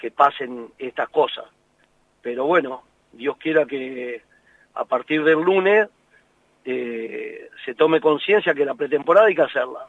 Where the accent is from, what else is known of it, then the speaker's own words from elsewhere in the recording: Argentina; nosotros somos así, los argentinos, por todos, yo me incluyo